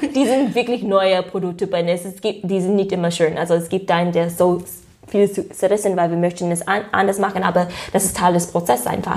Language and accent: German; United States; German is a second language; moved away as an adult; now in Germany; ich komme aus den USA